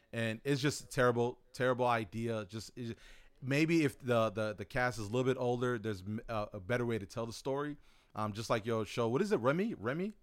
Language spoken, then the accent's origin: English; United States; you and I growing up in America